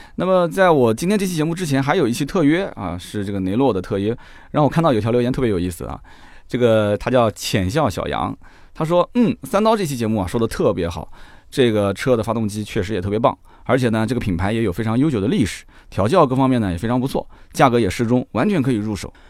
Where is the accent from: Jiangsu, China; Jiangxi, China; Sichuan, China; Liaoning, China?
Jiangsu, China; Nanjing; 你明知道我南京人乐乐不分